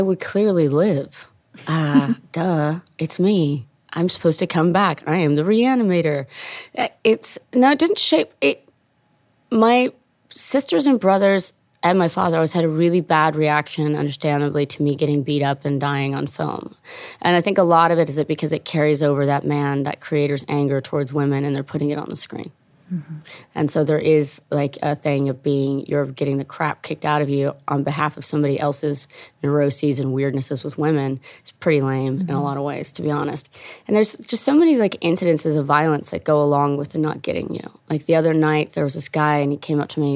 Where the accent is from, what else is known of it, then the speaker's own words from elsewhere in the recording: Italy; now in United States; I'm from Italy